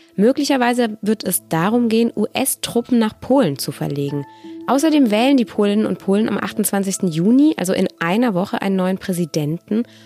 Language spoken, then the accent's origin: German; Stuttgart, Baden-Württemberg, Germany; moved away; Ich bin selbst in Stuttgart geboren und aufgewachsen.